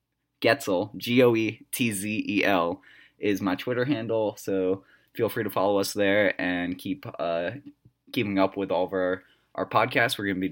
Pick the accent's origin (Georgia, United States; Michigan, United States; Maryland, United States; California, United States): Maryland, United States; Bethesda; I'm from Bethesda, Maryland